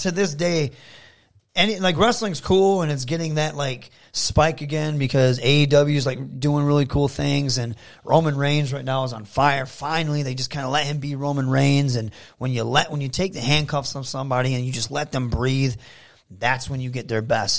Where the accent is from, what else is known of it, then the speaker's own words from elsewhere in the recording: Saginaw, Michigan, United States; my hometown